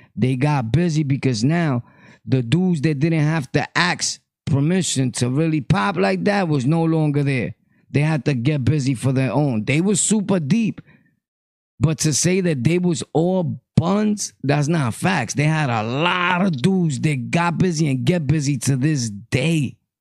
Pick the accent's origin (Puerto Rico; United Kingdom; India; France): Puerto Rico; moved away; also born or lived in New York; I come from Puerto Rico. I've traveled back and forth to Puerto Rico.